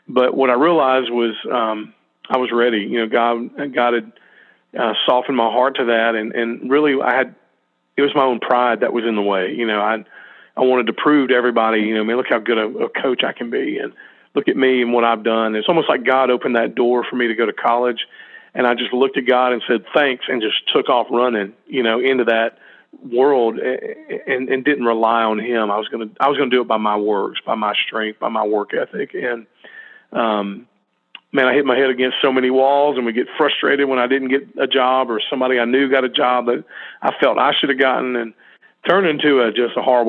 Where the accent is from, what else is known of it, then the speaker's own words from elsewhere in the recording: New Orleans, Louisiana, United States; I was born in New Orleans